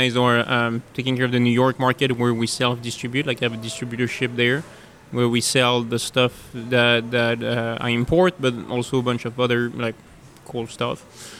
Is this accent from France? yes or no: yes; France; moved away; I grew up in France